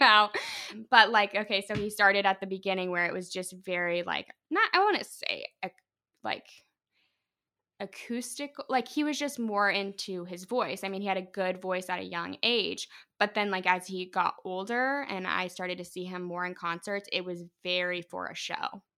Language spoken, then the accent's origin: English; Larwell, Indiana, United States; also born or lived in Fort Wayne, Indiana; I was born in Fort Wayne, but I grew up in the most part near, like, South Whitley. It's a little town called Larwell with my mom